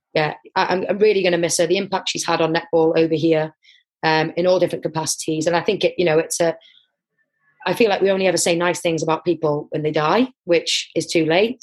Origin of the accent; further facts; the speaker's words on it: Wrexham, Wales, United Kingdom; I'm from Wrexham area